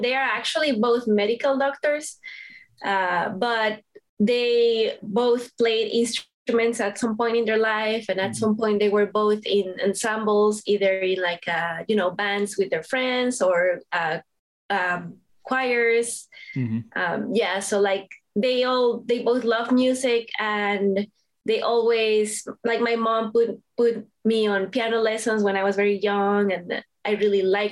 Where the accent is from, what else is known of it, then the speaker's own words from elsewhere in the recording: Mexico City, Mexico; moved away as an adult; now in Boston, United States; I'm originally from Mexico City in Mexico